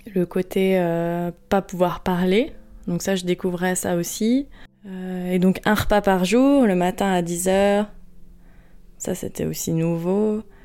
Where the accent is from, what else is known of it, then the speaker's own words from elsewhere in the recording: Courbevoie, Île-de-France, France; j'ai grandi à Courbevoie en région parisienne